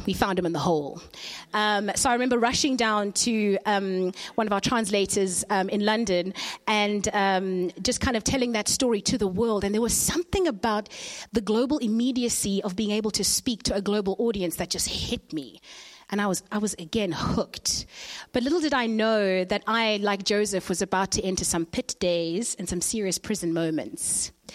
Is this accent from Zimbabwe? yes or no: yes; Zimbabwe; I was born in Zimbabwe.